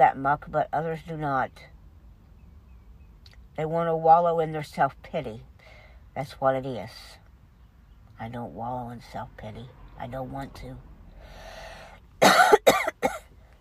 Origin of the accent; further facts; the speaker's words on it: United States; We're American citizens